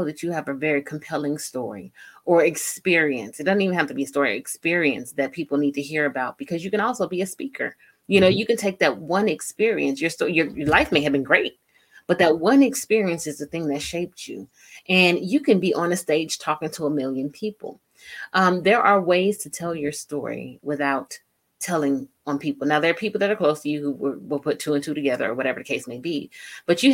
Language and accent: English; San Diego, California, United States; I'm from San Diego